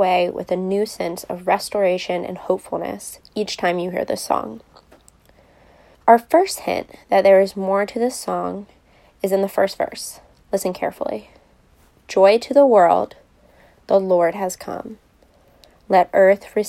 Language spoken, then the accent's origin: English; Richmond, Virginia, United States; I grew up in Richmond and went to collegiate